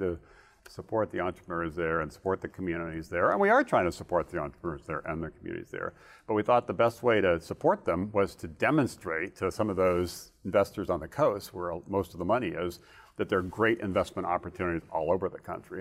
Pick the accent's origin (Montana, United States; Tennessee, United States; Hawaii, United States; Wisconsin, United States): Hawaii, United States; moved away; also born or lived in Northern Virginia; growing up in, in, in, uh, in Hawaii